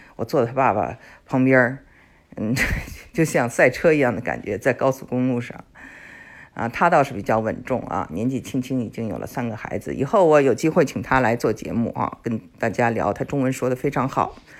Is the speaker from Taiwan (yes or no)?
no; China; also born or lived in Texas, United States; now in United States; 我们中国人